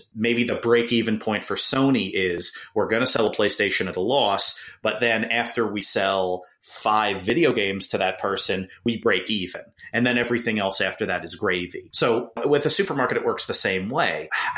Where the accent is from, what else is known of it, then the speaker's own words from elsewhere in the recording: New Jersey, United States; growing up, my family shopped at ShopRite and Pathmark because I'm from New Jersey